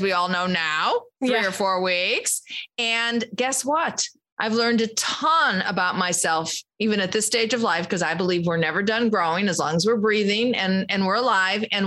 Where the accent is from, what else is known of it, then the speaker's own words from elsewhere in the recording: Chicago, Illinois, United States; I'm from Chicago